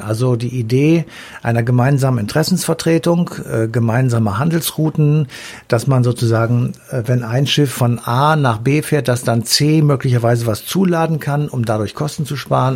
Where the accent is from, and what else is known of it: Germany